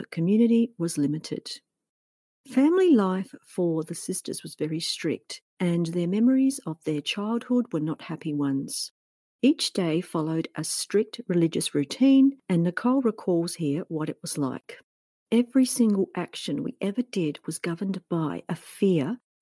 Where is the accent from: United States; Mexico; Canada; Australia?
Australia; living here in my home country of Australia